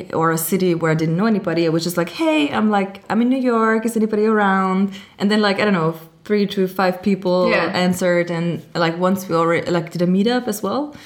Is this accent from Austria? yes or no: yes; Austria; moved away as an adult; also born or lived in Amsterdam; I am from Austria originally, but I travel a lot and I work location independent since about 2016